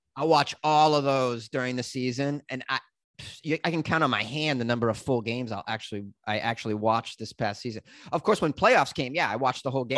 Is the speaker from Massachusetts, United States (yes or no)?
yes; Haverhill, Massachusetts, United States; accent: Boston; now in Los Angeles, United States; my hometown is a place called Haverhill, Massachusetts